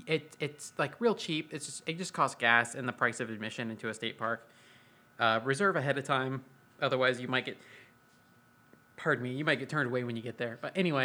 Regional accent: Florida, United States; now in Texas, United States; I come from Florida

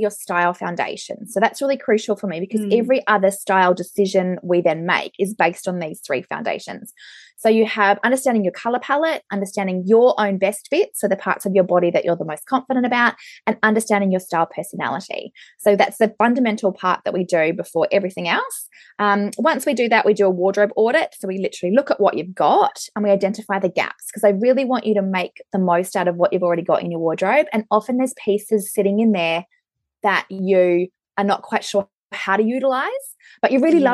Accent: Brisbane, Queensland, Australia; now in Auckland, New Zealand; I am a personal stylist here in Auckland. I'm originally from Brisbane

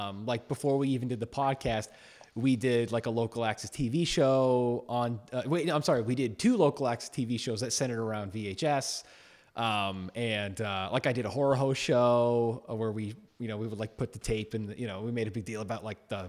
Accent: Massachusetts, United States; I'm from Massachusetts.

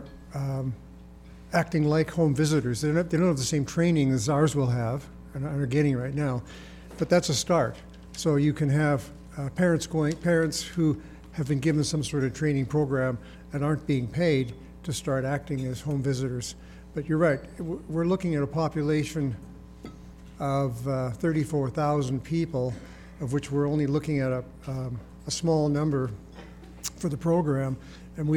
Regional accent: Calgary, Alberta, Canada; I grew up in Calgary. I've lived in Alberta most of my life, 65 years of my life I've lived in Alberta

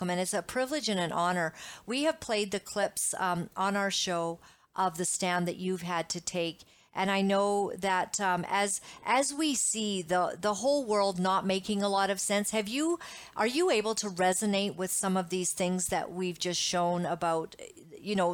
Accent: Uganda; I grew up in Uganda. I was born a small white child in Uganda, East Africa.

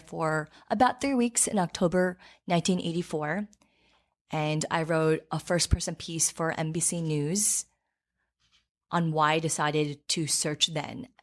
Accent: Farmingdale, New York, United States; also born or lived in Seoul, South Korea; I grew up in Farmingdale

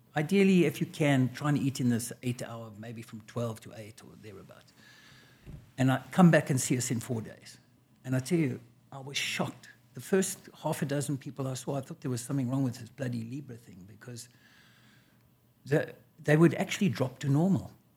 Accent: South Africa; moved away as an adult; now in United States; I was born and raised in South Africa a long time ago

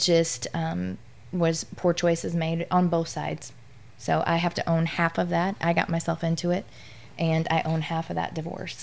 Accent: Midwest, United States; now in Louisiana, United States; I'm from the Midwest, and so when I moved down south

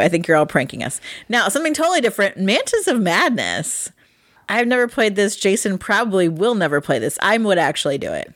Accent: Ohio, United States; I'm from Ohio. Farming is big. I was in F F A, Future Farmers of America, when I was in high school

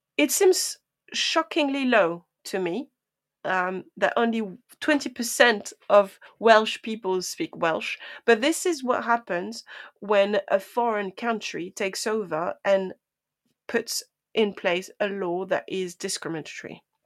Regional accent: France; first language French; English is a second language; now in United Kingdom; I am, um, French native speaker

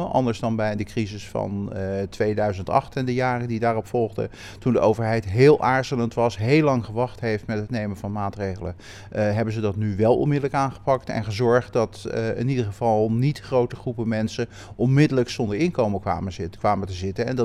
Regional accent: Rotterdam, South Holland, Netherlands; Rotterdam en ja, ben eigenlijk maar heel sporadisch de stad uit geweest.

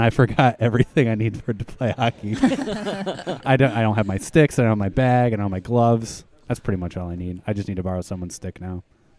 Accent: Albany, New York, United States; So for me, I grew up in Albany.

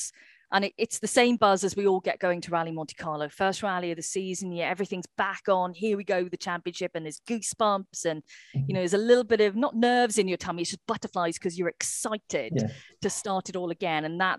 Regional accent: Wales, United Kingdom; I know Elvin is Welsh and I'm Welsh.

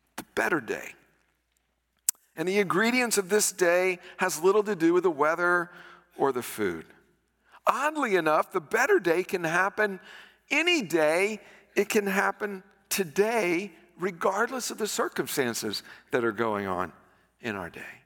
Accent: United States; I'm an American

